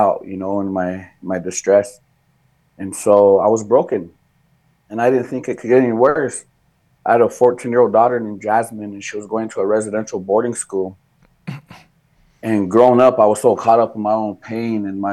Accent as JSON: {"language": "English", "area": "Rosebud Sioux Indian Reservation", "region": "South Dakota", "country": "United States", "tie": "born or raised there", "moved": "yes", "lives_now": "Cass Lake, United States", "said": "I was born and raised in South Dakota on the, what is called the Rosebud Sioux Tribe, Rosebud Sioux Indian Reservation. It's in South Central South Dakota."}